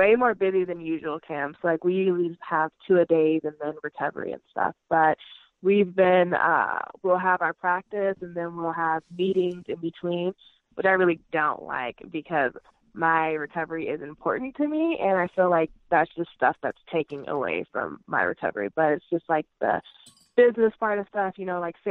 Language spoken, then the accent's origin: English; Oakland, California, United States; I'm from Oakland, California